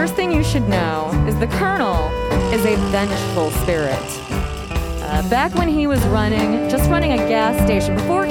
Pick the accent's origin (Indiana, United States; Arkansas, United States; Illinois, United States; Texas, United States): Illinois, United States; Chicago; I'm a Chicagoan